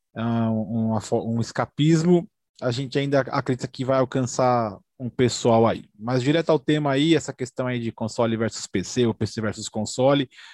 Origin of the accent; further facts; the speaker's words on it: Brazil; a gente é brasileiro